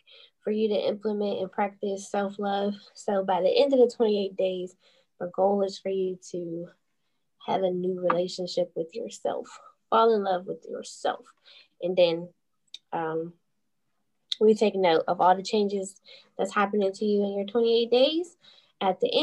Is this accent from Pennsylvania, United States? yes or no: yes; Pittsburgh, Pennsylvania, United States; I'm from Pittsburgh